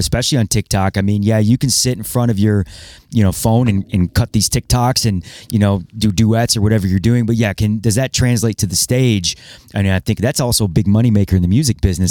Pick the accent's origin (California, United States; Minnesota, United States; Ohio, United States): Ohio, United States; Toledo; also born or lived in Cedar Rapids, Iowa; I was born in Iowa, Cedar Rapids, actually. And, you know, moved to Toledo in ninety-three